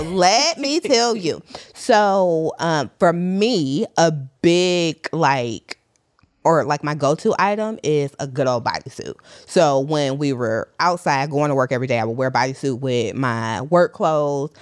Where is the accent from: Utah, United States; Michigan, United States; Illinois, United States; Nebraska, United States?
Michigan, United States; Detroit; now in New York, United States; I'm also from Detroit. So Detroit raised me, but New York made me 'cause that's where I live currently.